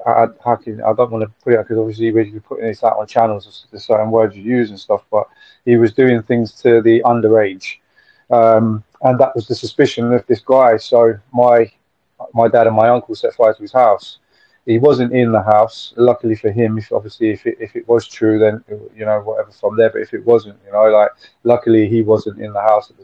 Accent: Nottingham, East Midlands, United Kingdom; I grew up in Nottingham

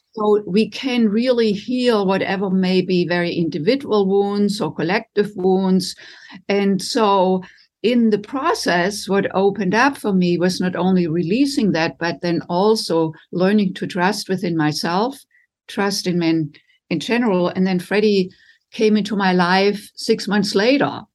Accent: Germany; moved away as an adult; now in United States; I was raised in Germany and came to the United States in my late twenties to do postgraduate work in music

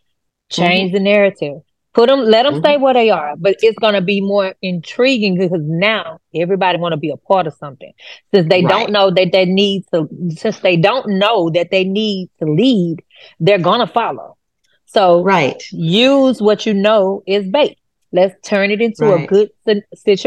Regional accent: Houston, Texas, United States; I grew up in Fifth Ward area

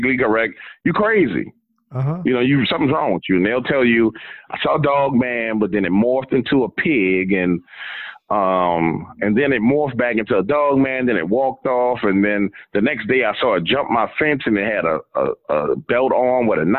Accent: New Orleans, Louisiana, United States; I'm from New Orleans

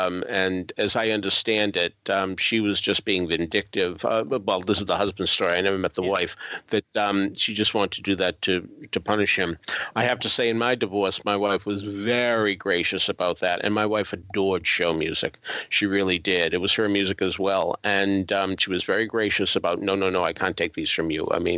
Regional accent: New England, United States; of course, I'm from New England, and I am rooting for the Patriots.

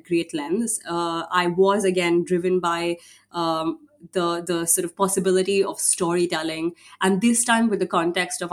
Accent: India; I come from India

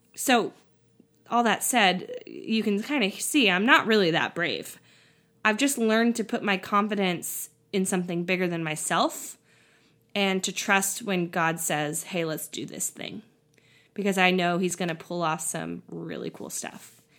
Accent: California, United States; moved away as an adult; also born or lived in Tennessee; my home state of California

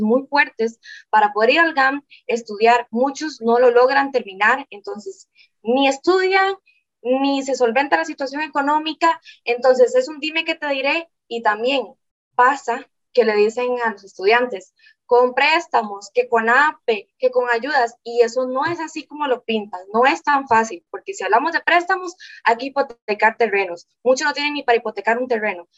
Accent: Guápiles, Limón, Costa Rica; Vivo en Guapiles, yo soy de Guapiles

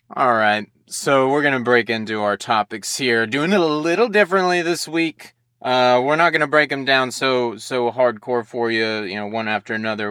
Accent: United States; growing up in the United States

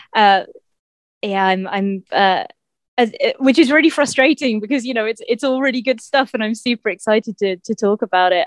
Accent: Winchester, South East England, United Kingdom; in Winchester, my hometown

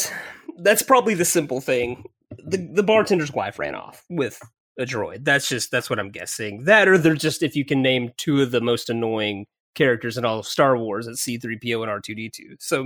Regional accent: Midwest, United States; growing up in the Midwest with the rest of us.

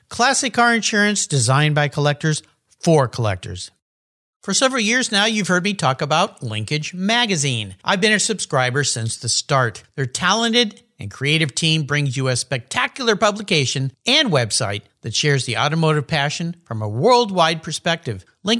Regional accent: San Diego, California, United States; I grew up down in Southern California, the San Diego area. I was a long-haired surf kid back when I had hair.

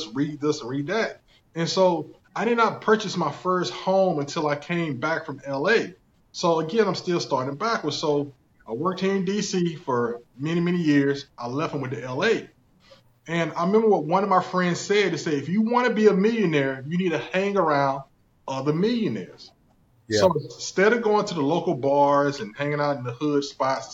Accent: South Carolina, United States; accent: thick country; I'm originally from South Carolina, born and raised in South Carolina. That's why you hear the thick country accent sometimes

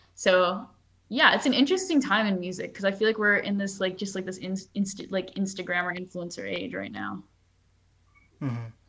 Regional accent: Seattle, Washington, United States; also born or lived in New York; growing up in Seattle

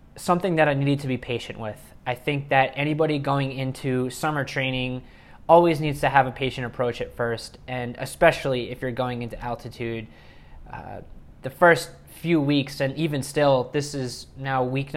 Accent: New York, United States; I'm originally from New York

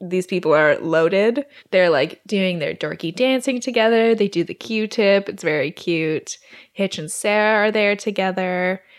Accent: Alberta, Canada; moved away; my hometown in Alberta

